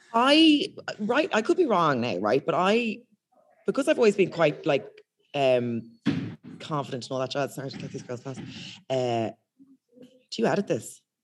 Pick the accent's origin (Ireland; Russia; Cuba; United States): Ireland; accent: thick Irish, posh; moved away as an adult; now in United Kingdom; I've got quite a thick Irish accent